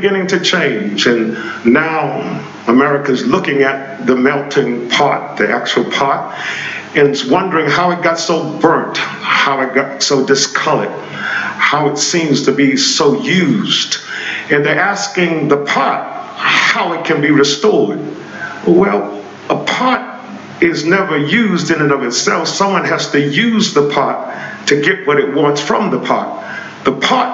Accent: United States; we as African Americans

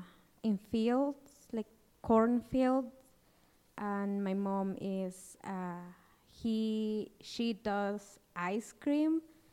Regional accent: Chaquijyá, Sololá, Guatemala; first language Kaqchikel; English is a second language; No, I am from Chaquijia. It is a small town. It is far away from Panajachel. It's kind of like 1 hour and a half.

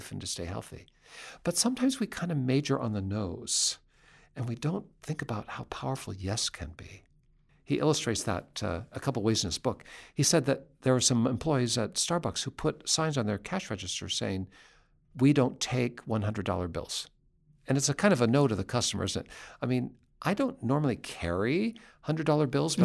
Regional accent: Seattle, Washington, United States; I grew up in Seattle. That's my home place.

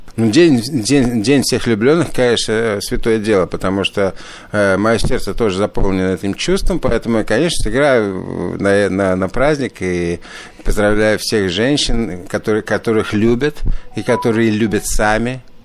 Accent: Riga, Latvia; now in Ottawa, Canada; Родился в Риге, и в Риге, Рига славится вообще очень большими, даже в советское время, прежде всего, славилась большими джазовыми традициями. Я, я родился в джазовой семье.

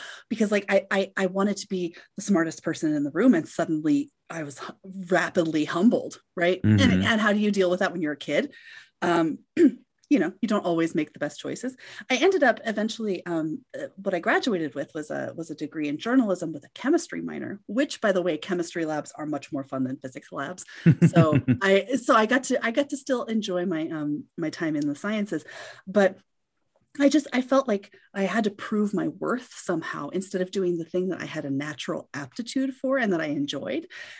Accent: Colorado, United States; And it was living in my home state, like living in Northwest Colorado.

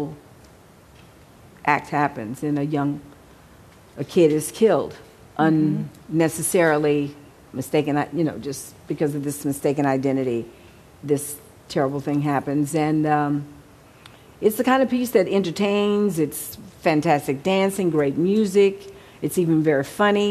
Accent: Houston, Texas, United States; also born or lived in Mexico City; now in Los Angeles, United States; by the time I got back to Texas, where I grew up in Houston

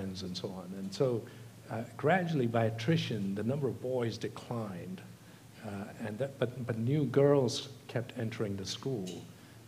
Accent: Gujarat, India; also born or lived in Australia / Tamil Nadu; now in United Kingdom; when I was 3, they moved to Gujarat

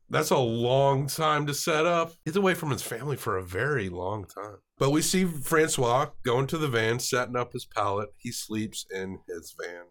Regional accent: the South, United States; as a Southerner

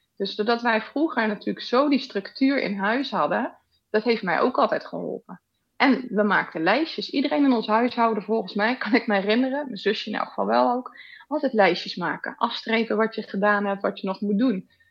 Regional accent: Rotterdam, South Holland, Netherlands; now in Weert, Netherlands; Ik kom eigenlijk uit Rotterdam, een beetje bij jou uit de buurt. Maar eh, we zitten nu in het zuiden hier.

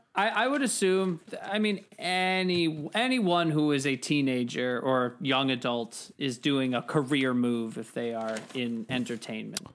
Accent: New York, United States; as a New Yorker

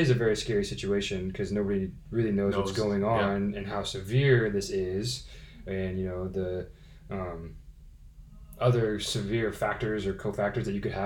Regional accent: United States; Me being an American stuck in San Jose

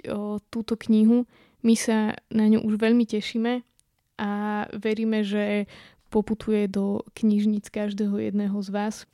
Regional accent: western Slovakia, Slovakia; now in eastern Slovakia, Slovakia; u nás na západe, na juhu, kde je úplná rovina, ako v podstate tu na východe, kde teraz bývame, kde sú vlastne všade na okolí hory.

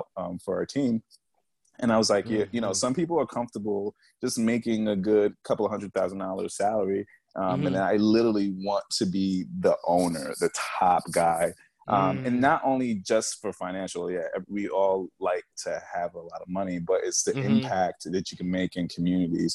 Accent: New York, United States; moved away as an adult; now in New Jersey, United States; I'm from New York. I live in Jersey currently

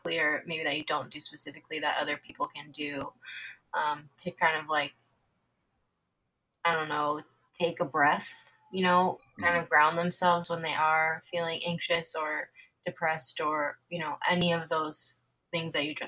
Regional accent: Florida, United States; I'm from Florida

